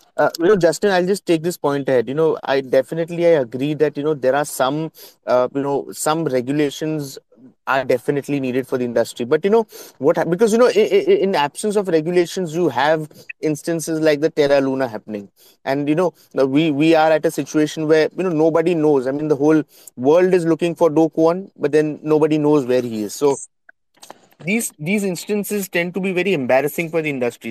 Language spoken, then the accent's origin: English; India; I am from India